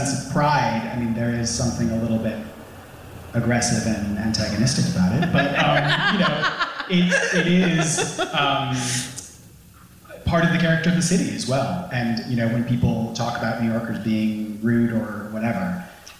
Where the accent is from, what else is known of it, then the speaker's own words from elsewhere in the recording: London, United Kingdom; moved away as an adult; now in New York, United States; I moved here from London, as you can tell from my accent